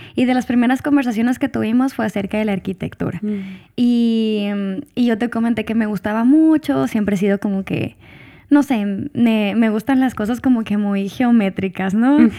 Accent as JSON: {"language": "Spanish", "town": "Hermosillo", "region": "Sonora", "country": "Mexico", "tie": "born or raised there", "also_born_or_lived": "Puebla", "moved": "yes", "said": "cuando regresaba a, a Hermosillo, pues me gustaba porque es otro, es, es, mi tierra"}